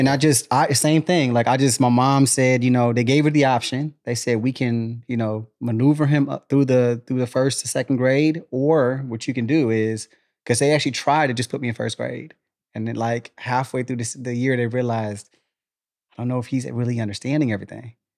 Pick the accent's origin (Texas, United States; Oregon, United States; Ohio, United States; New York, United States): Texas, United States; Killeen; born or raised there; also born or lived in Germany